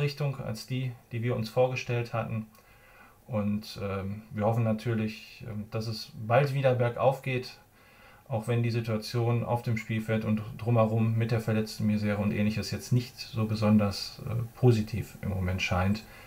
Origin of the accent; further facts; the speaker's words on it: North Rhine-Westphalia, Germany; ich bin Ostwestfale